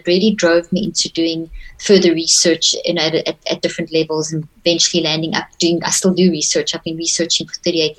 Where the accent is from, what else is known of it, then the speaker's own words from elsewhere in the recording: South Africa; also born or lived in Zimbabwe; I was very privileged to grow up in South Africa. I was born in Zimbabwe